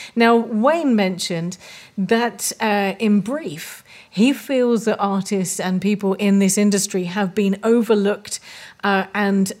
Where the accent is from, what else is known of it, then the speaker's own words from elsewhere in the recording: England, United Kingdom; moved away as an adult; now in Malta; I'm English. I've been in Malta for 15 years, but I grew up with an English education